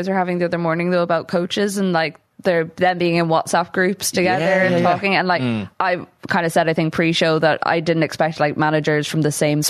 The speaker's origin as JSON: {"language": "English", "town": "Sligo", "region": "Connacht", "country": "Ireland", "said": "I'm from Sligo, but all my family are from Down."}